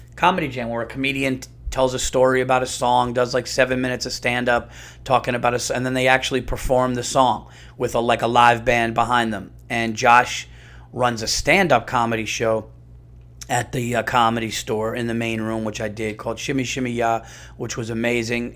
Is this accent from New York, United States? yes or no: yes; New York, United States; I'm a New Yorker